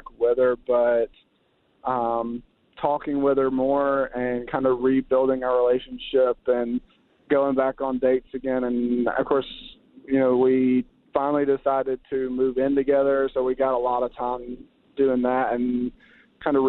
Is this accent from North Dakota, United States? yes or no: no; Georgia, United States; we're from Georgia